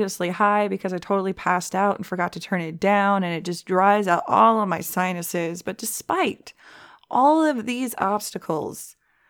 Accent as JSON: {"language": "English", "region": "Southern California", "country": "United States", "said": "We're from Southern California"}